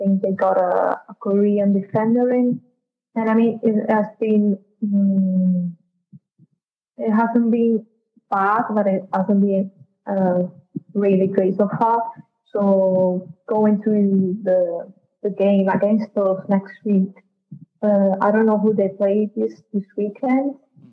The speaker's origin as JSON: {"language": "English", "town": "Naples", "region": "Campania", "country": "Italy", "tie": "born or raised there", "said": "I was born and bred in Napoli, my hometown"}